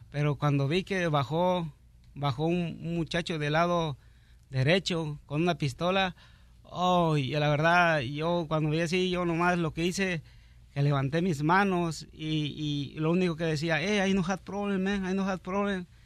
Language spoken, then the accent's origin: Spanish; Cuernavaca, Morelos, Mexico; also born or lived in Mexico City; Ah, yo soy nacido en el Distrito Federal, pero pues me crié en Cuernavaca, Morelos.